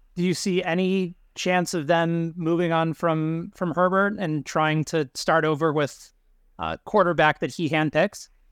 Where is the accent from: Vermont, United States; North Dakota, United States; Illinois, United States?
Illinois, United States; Chicago; as a Bulls fan growing up in Chicago in the 90s